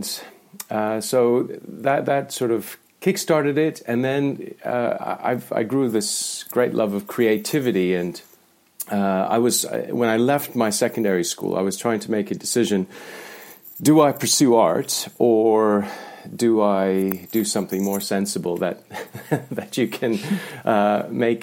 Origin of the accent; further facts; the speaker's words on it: the Canadian Prairies, Canada; moved away; I grew up in Canada, and it was in the prairies, right in the centre of Canada